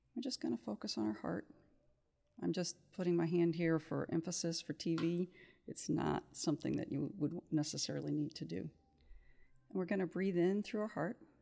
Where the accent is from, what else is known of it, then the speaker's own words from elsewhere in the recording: Kansas City, United States; moved away as an adult; also born or lived in Cincinnati, Ohio; I grew up in Kansas City